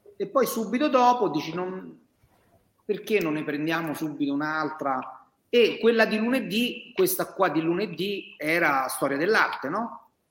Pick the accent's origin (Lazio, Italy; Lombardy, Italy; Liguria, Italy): Lazio, Italy; Mentana; io sono proprio di Mentana. Io F cento ventisette è il mio codice fiscale, quindi io sono stato partorito a mentare. Quindi io posso proprio dire di essere un mentanese verace